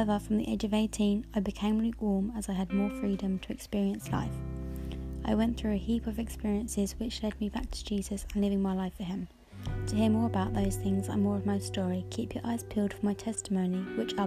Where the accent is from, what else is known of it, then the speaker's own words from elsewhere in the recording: Hertfordshire, East of England, United Kingdom; I'm 25 from the Hertfordshire area, not too far from London.